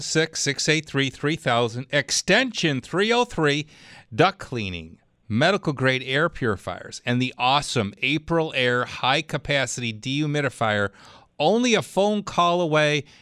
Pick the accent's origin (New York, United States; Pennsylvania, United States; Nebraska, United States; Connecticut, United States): New York, United States; Clarence; Clarence. That's my hometown